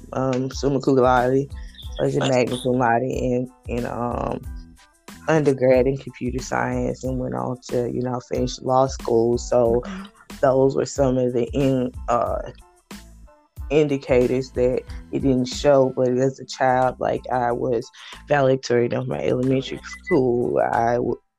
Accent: Hattiesburg, Mississippi, United States; moved away; I am from Hattiesburg, Mississippi, born and raised.

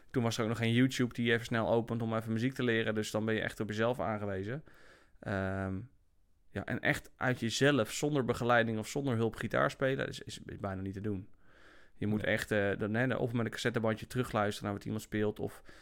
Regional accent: Apeldoorn, Gelderland, Netherlands; also born or lived in Germany; Ja, nou, ik ben geboren in Duitsland.

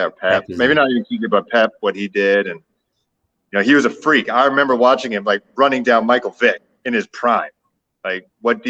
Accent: Toronto, Ontario, Canada; moved away; I'm from Toronto, and you know, Smitty was playing when I still lived here

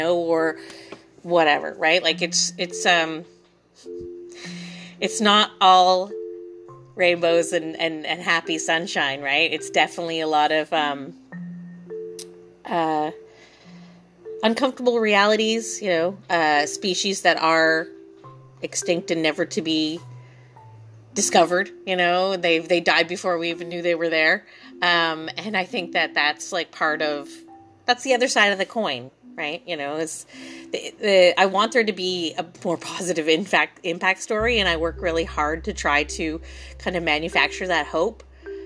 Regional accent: Ontario, Canada; now in Tahsis, Canada; I'm from Ontario originally

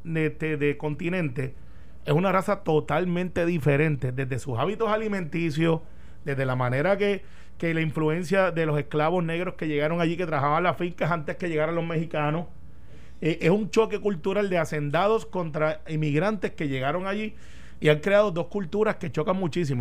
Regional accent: Puerto Rico; also born or lived in Palm Bay, Florida, United States

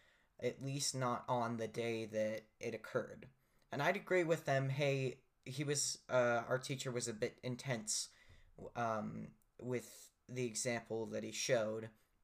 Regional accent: United States; as an American

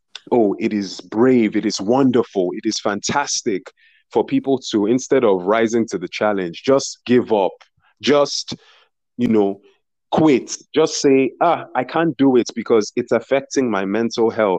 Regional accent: Nigeria; as a Nigerian

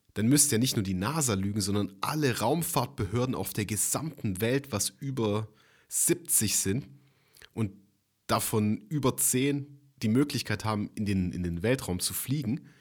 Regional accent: Germany; bei uns in Deutschland

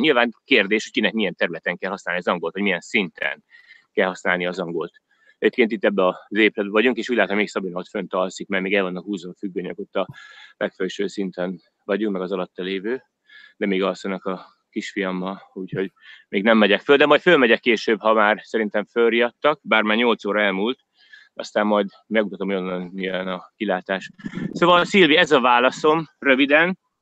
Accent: Hungary; moved away as an adult; now in Australia; én is magyar vagyok, meg én is Magyarországra jöttem

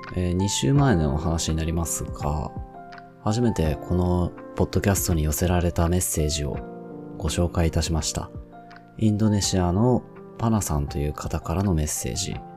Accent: Kyushu, Japan; moved away as an adult; also born or lived in Hiroshima; 九州地方

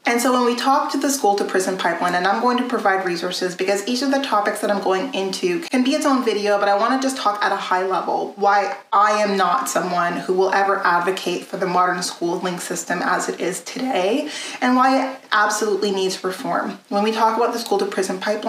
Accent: a very small French community, Alberta, Canada; moved away; also born or lived in Edmonton, Alberta / Ontario; I was born in Edmonton, Alberta, and raised in a very small French community before moving out to Ontario.

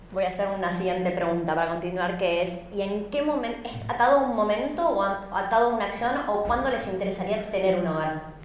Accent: Argentina; now in Australia; Soy argentina

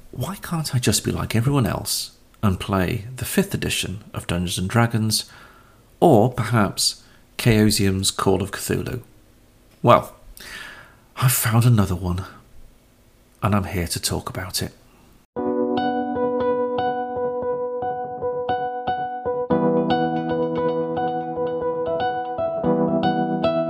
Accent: Caithness, Scotland, United Kingdom; I was born up in Caithness, at the top of Scotland, which means really I'm made for mist, mizzle, rain, sleet, single-digit temperatures at best, and longing.

